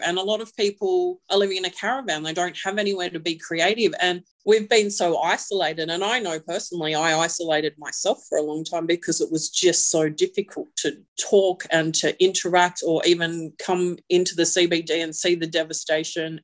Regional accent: Lismore, New South Wales, Australia; I am from Lismore.

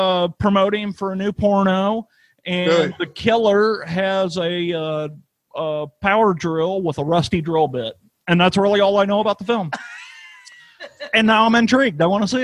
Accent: St. Louis, Missouri, United States; Vincent Price is from my hometown.

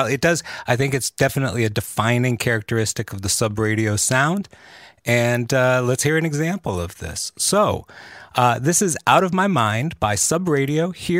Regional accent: Northern Virginia, United States; moved away; We grew up in the same area. I'm from Northern Virginia, just like you guys.

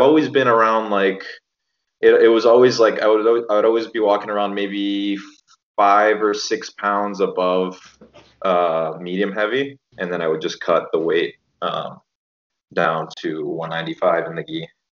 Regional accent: Miami, Florida, United States; I grew up in Miami

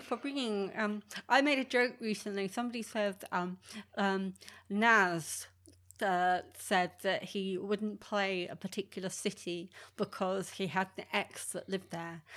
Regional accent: England, United Kingdom; I'm English and I like English music

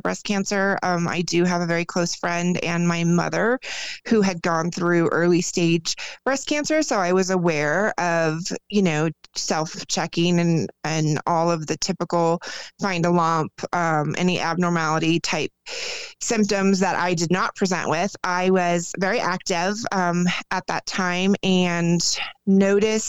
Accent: Arizona, United States; moved away as an adult; now in Colorado, United States; I was born and raised in Arizona and then just recently moved to Colorado within the last 2 years.

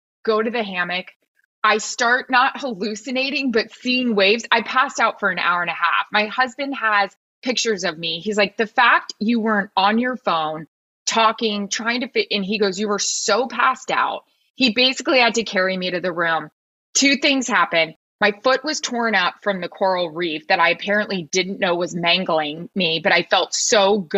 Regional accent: Florida, United States; I am from Florida

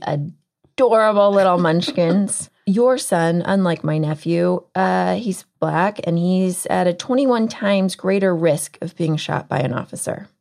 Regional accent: Texas, United States; I'm from Texas

